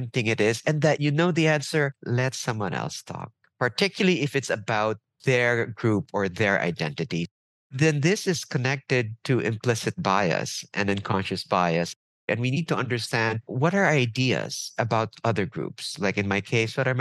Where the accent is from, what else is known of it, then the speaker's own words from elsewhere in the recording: Philippines; also born or lived in New York, United States; now in United States; I come from the Philippines where we deal a bit differently